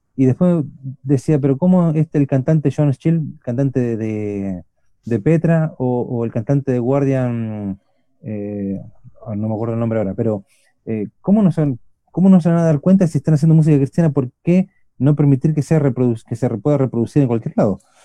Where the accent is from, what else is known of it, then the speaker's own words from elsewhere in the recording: Buenos Aires, Argentina; accent: Chilean; now in Curicó, Chile; No somos chilenos, somos argentinos, los dos somos oriundos de Buenos Aires